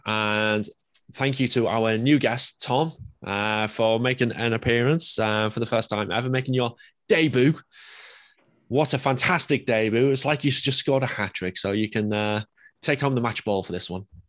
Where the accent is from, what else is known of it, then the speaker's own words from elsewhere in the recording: England, United Kingdom; I'm English